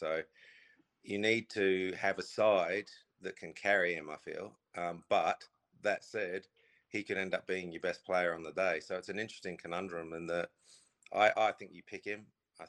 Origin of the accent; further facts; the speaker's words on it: England, United Kingdom; As an Englishman, you don't like seeing him